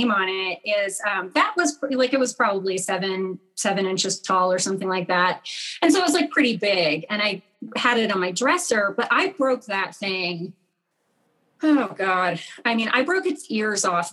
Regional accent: rural Missouri, United States; I grew up in Missouri, in rural Missouri

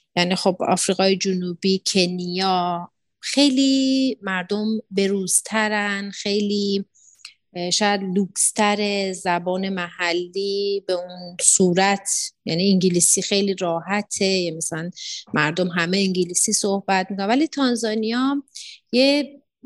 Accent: Iran; moved away as an adult; now in Tanzania; یه سری خب اتفاقاتی بود که منو کشوند که بخوام از ایران بیام

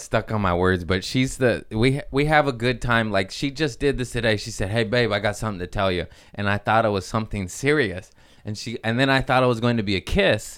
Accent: Torrance, California, United States; I grew up in Torrance

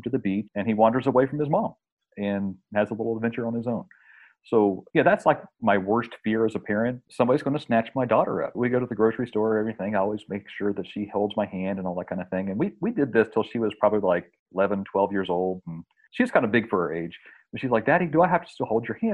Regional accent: West Virginia, United States; an experience that I had in the 70s growing up in West Virginia. I was raised on a farm

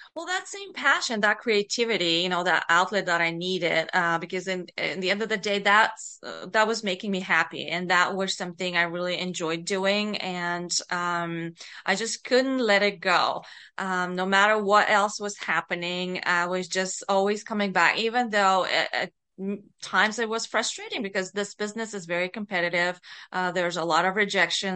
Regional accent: Bulgaria; moved away as an adult; also born or lived in North America; I was born and, um, grew up in Bulgaria. So, um, I was a young adult when I, um, immigrated to North America

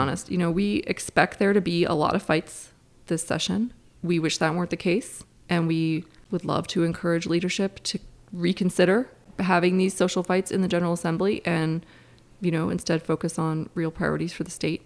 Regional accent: Cincinnati, Ohio, United States; also born or lived in Durham, North Carolina; now in North Carolina, United States; I grew up in Cincinnati

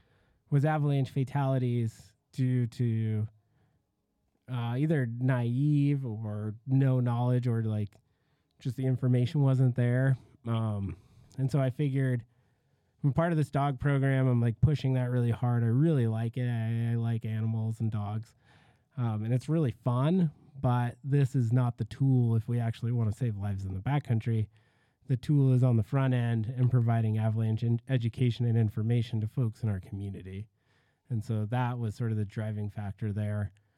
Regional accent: Midwest, United States; now in Ogden, United States; I grew up in the Midwest, moved out west.

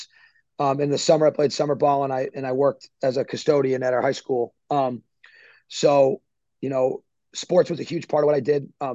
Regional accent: Northbridge, Massachusetts, United States; moved away; I grew up in Northbridge, Massachusetts.

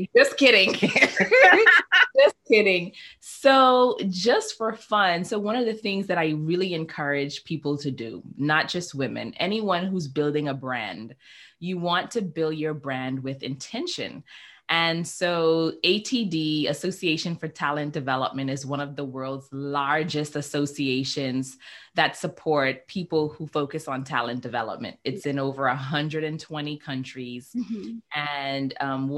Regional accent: Bahamas; also born or lived in Nigeria; I grew up in the beautiful islands of the Bahamas

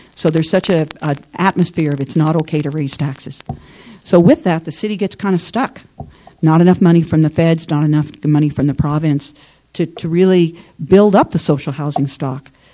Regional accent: Southern Illinois, United States; now in Ottawa, Canada; I'm from Southern Illinois originally, and in Southern Illinois, you, I grew up in the rural area

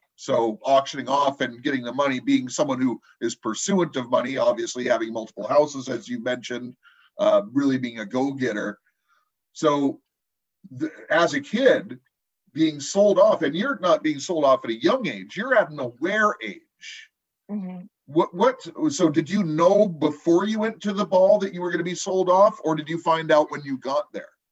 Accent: Compton, California, United States; I grew up in Compton in the early 70s

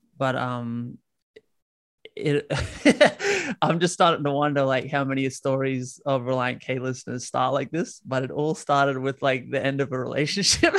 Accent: Australia; accent: Aussie; you probably hear it in my accent, but I'm Aussie

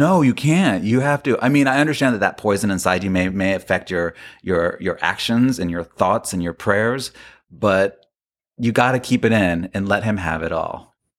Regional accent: Florida, United States; I grew up in Florida

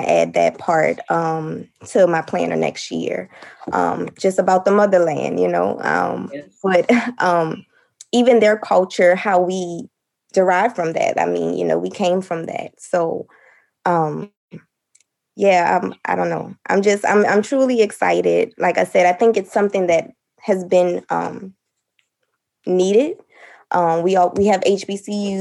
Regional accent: New Orleans, Louisiana, United States; I'm from New Orleans

